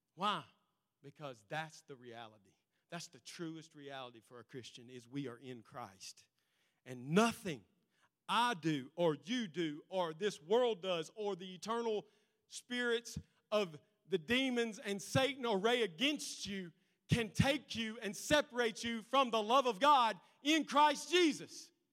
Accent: United States; Because we're Americans. Because I'm an American

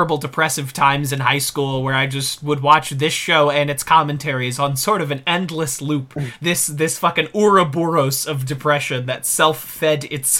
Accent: Missouri, United States

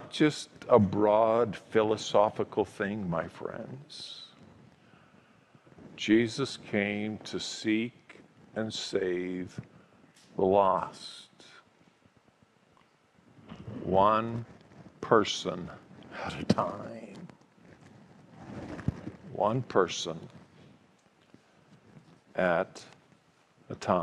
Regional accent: Calgary, Alberta, Canada; the family home I grew up in Calgary

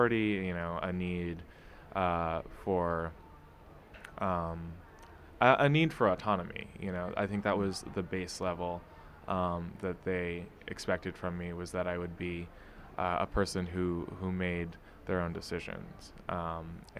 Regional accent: New York City, New York, United States; also born or lived in Cleveland, Ohio; I grew up in Brooklyn, in Fort Greene

